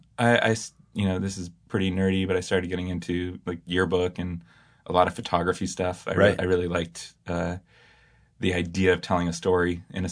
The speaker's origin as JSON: {"language": "English", "town": "Berkeley", "region": "California", "country": "United States", "tie": "born or raised there", "said": "I grew up in Berkeley, California. One of four children to my parents, who are hippies, as one is."}